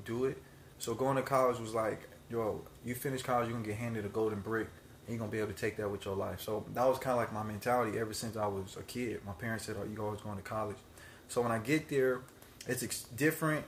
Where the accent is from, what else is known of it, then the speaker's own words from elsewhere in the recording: Palmdale, California, United States; grew up in Palmdale.